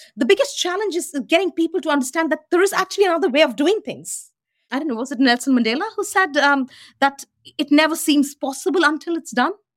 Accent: Delhi, India; moved away; the Delhi I grew up

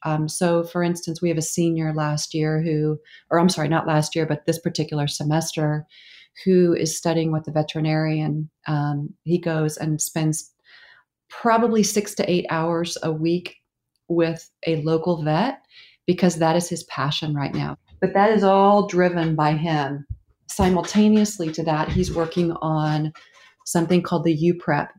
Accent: Oklahoma, United States; moved away as an adult; also born or lived in New York; I grew up in Oklahoma

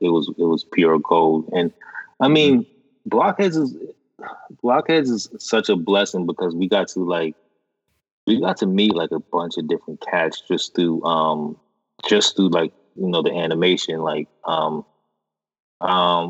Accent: Boston, Massachusetts, United States; we're from Boston.

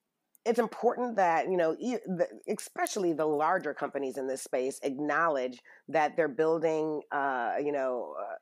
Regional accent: Detroit, Michigan, United States; I'm from Detroit

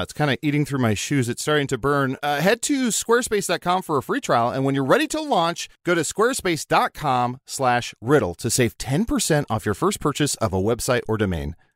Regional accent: Chicago, Illinois, United States

